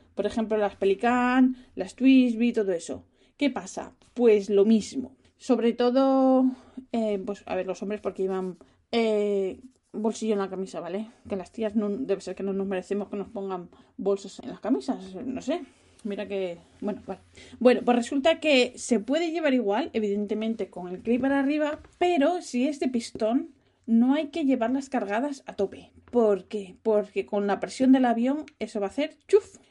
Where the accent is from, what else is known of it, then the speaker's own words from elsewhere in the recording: Spain; moved away; yo soy española